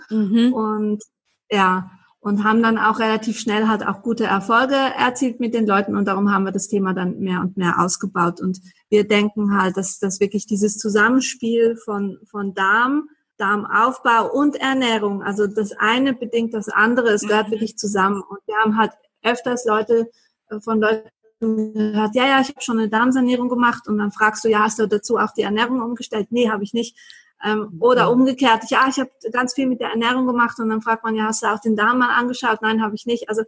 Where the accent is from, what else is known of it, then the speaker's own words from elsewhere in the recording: Basel, Basel-Stadt, Switzerland; ich komme aus Basel in der Schweiz.